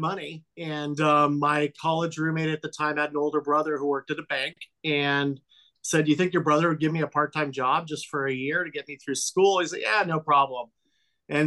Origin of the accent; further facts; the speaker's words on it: Los Angeles, California, United States; I grew up here in Los Angeles. I grew up in the San Fernando Valley